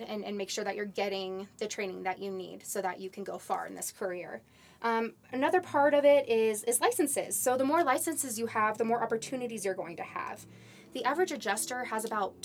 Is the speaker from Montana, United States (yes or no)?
no; Kansas City, Kansas, United States; moved away as an adult; now in Denver, United States; I'm originally from Kansas City, Kansas. That area, Johnson County area